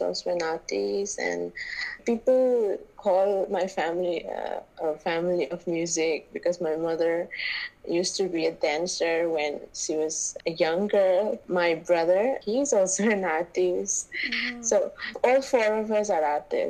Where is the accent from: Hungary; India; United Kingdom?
India; Manipur; I'm from Manipur, and I'm right now I'm at the home because I cannot go out anywhere this year. I brought up here and I started everything from here, my motherland, Manipur.